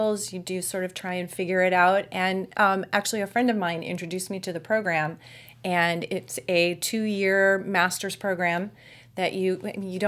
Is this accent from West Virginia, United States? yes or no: no; Anaheim, California, United States; also born or lived in Massachusetts; I grew up in Anaheim, which was like a block and a half from Disneyland